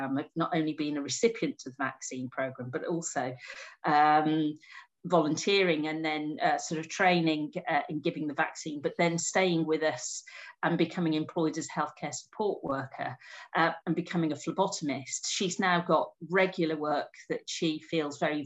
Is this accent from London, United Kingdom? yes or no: no; Wolverhampton, West Midlands, United Kingdom; I'm a woman from Wolverhampton